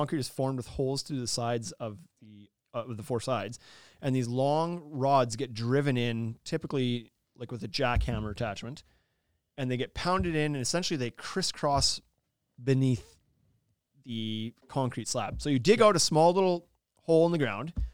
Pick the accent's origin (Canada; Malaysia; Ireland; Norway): Canada; Saskatchewan; I'm from Saskatchewan. Like, our frost can be 6 feet deep